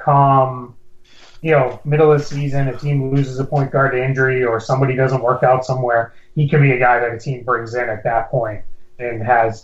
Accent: New England, United States; I'm from New England.

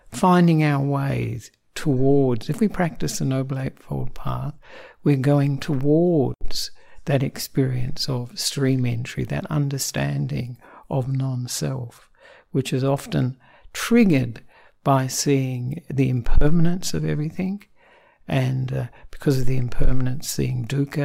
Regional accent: Australia; also born or lived in Sri Lanka; I am an Australian Buddhist monk

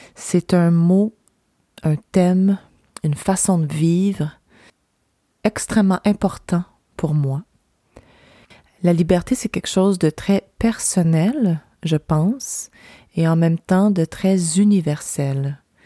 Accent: Gaspésie, Quebec, Canada; moved away; ici, là, chez moi, en Gaspésie

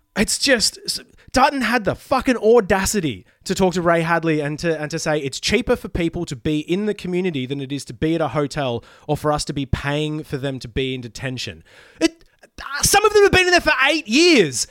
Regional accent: Queensland, Australia; moved away as an adult; now in Melbourne, Australia; I am secretly a Queenslander. I moved out of there, you know, early twenties to come to Melbourne

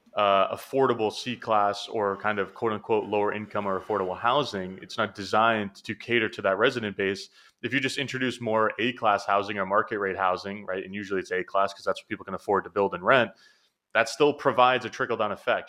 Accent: New Hampshire, United States; moved away as an adult; now in Boston, United States; I'm from New Hampshire, you know, which is about an hour north of Boston. That's where I grew up

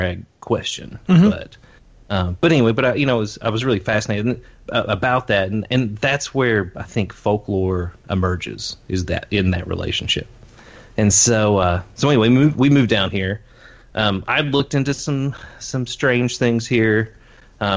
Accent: Appalachia, Eastern Kentucky, United States; moved away as an adult; also born or lived in Lexington, Kentucky; now in Somerset, United States; I'm originally from Eastern Kentucky, like deep in the mountains in the Appalachia

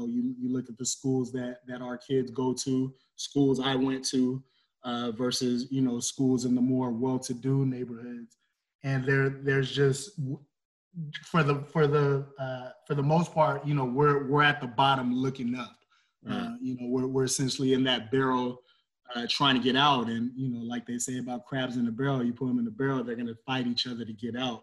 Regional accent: Los Angeles, California, United States; moved away as an adult; now in Central Valley, California, United States; I grew up in Los Angeles

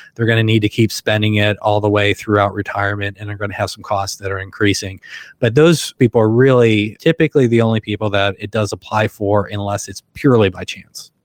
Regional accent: Western Pennsylvania, United States; moved away as an adult; now in Akron, United States; I grew up in Western Pennsylvania and came out here for grad school, you know, more than 20 years ago and been here ever since

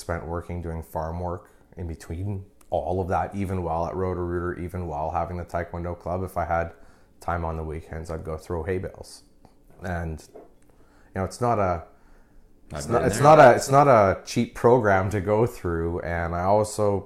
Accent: Oakbank, Manitoba, Canada; now in Winnipeg, Canada; I grew up in Oak Bank. So I was like a country boy.

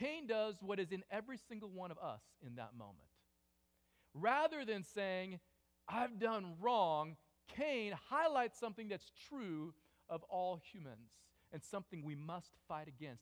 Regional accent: California, United States; I grew up in California

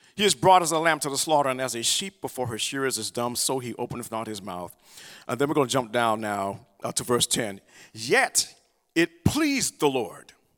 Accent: the South, United States; I'm from the South. You know, we, we have talk in church.

